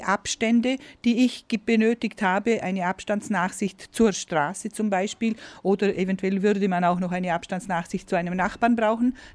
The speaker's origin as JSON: {"language": "German", "region": "Vorarlberg", "country": "Austria", "said": "weil die äh, Baufirmen bei uns in Vorarlberg weiterbauen durften."}